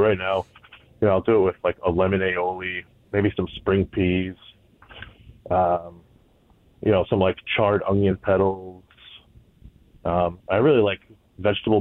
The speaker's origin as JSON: {"language": "English", "area": "the Valley", "region": "Connecticut", "country": "United States", "tie": "born or raised there", "said": "I currently live in Avon, so I'm right down the road from work, which is nice. I've been here pretty much the Valley my whole life."}